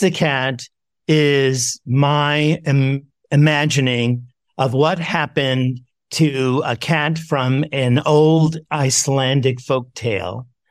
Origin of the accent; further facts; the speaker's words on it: New York City, New York, United States; I grew up in New York City